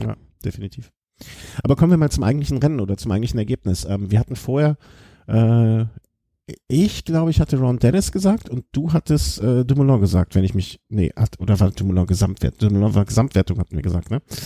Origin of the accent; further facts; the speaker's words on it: Cologne, North Rhine-Westphalia, Germany; ich bin natürlich dann äh, eigentlich als Kölsche Natur